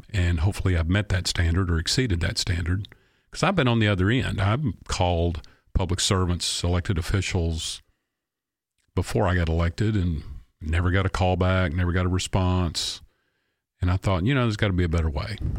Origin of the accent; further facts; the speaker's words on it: Clarksville, Tennessee, United States; I love my hometown